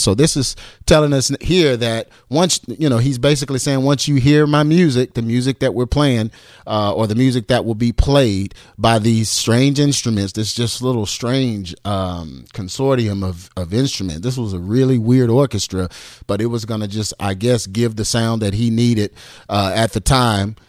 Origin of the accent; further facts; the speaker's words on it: Texas, United States; I'm from Texas, so I say fire.